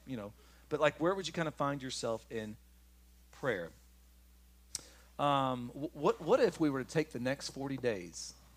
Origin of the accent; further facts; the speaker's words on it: Kentucky, United States; I'm from Kentucky.